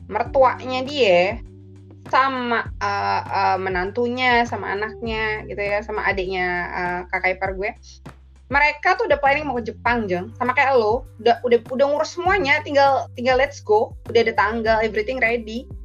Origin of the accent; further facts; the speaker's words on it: East Java, Indonesia; bu lu Jawa di mana sih bu gue kan Jawa Timur lu kan Jawa Tengah